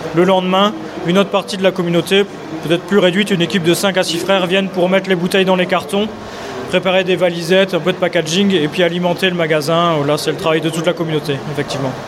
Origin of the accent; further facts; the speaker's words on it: Lille, Hauts-de-France, France; moved away as an adult; now in Saint-Wandrille, France; dans ma jeunesse à Lille